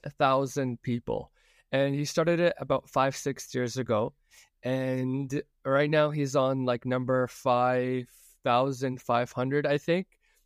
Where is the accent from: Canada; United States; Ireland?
Canada; Toronto, Ontario; I'm from Toronto, and I'd love to hear your story.